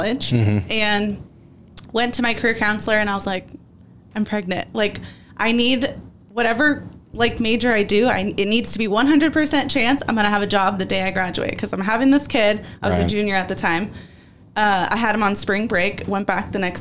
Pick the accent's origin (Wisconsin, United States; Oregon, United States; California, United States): California, United States; moved away as an adult; also born or lived in North Carolina / Arizona; I'm from California. That's my home. That's my family